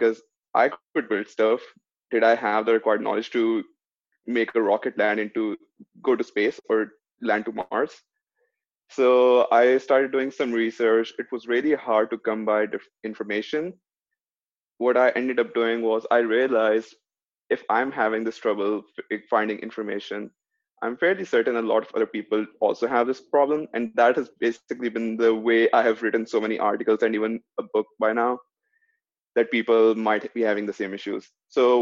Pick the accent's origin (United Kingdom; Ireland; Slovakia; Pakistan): Pakistan; moved away as an adult; now in United States; I am originally from Pakistan.